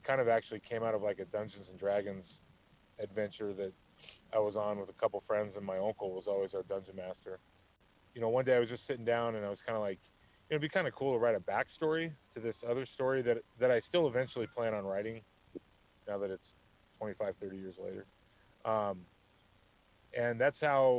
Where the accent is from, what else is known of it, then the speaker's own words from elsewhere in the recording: Tucson, Arizona, United States; So I was born and raised in Tucson, Arizona. It's where I still live